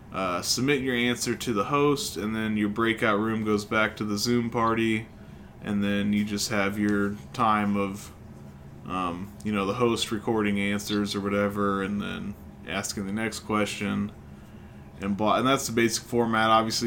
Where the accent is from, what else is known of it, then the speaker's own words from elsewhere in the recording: Illinois, United States; So they're from Kentucky, we're from Illinois, we don't know shit about Colorado